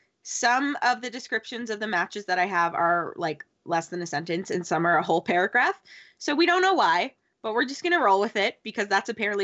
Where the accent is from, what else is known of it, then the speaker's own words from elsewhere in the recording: Southern Canada, Canada; accent: Southern but Canadian; I am from Southern Canada.